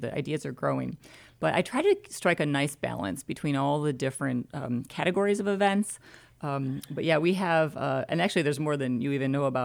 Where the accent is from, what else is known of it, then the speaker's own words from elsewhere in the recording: Michigan, United States; now in Conroe, United States; 734 uh, Ann Arbor area code. We're from Michigan